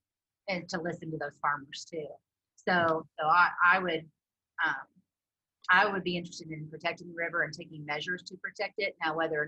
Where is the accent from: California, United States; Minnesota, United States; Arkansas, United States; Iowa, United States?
Arkansas, United States; Prairie Grove; now in Johnson, United States; I'm also from Prairie Grove, Arkansas, and it's a very agricultural town.